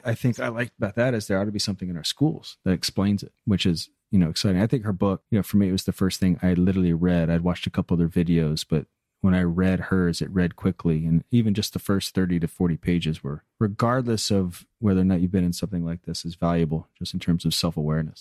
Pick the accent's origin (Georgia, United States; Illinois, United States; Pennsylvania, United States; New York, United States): Georgia, United States; Atlanta; I'm from Atlanta, Georgia